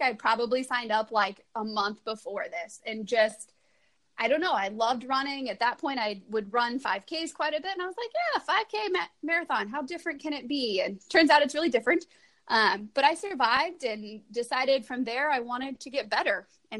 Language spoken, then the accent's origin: English; Iowa, United States; Southeast Iowa. So same